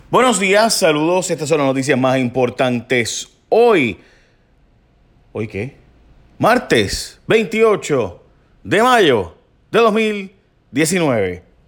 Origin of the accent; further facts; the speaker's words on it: Puerto Rico; mi pueblo donde me crié